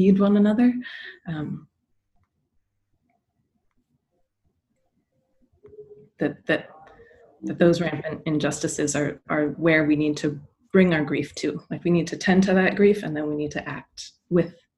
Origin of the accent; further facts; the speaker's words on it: Soldotna, Alaska, United States; now in New York, United States; I grew up on Dena'ina and Kanaitse land up in Alaska. And I live now in the Na'pe Hoking on the Lower East Side of Manhattan.